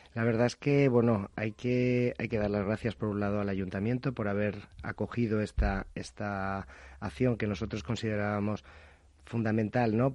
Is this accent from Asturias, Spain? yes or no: no; Madrid, Community of Madrid, Spain; moved away as an adult; now in Alicante, Spain; yo soy nacido en Madrid, pero me fui a Alicante hace más de 23 años